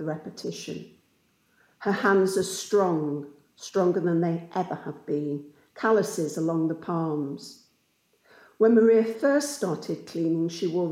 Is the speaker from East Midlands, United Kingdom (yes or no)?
yes; Coalville, East Midlands, United Kingdom; my hometown of Colville in Leicestershire, which is a former pit town.